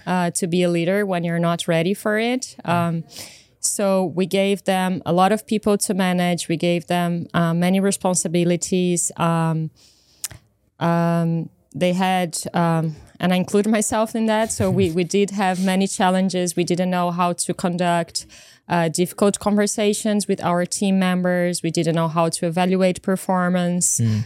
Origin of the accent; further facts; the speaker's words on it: Brazil; moved away; also born or lived in United Kingdom; I come from Brazil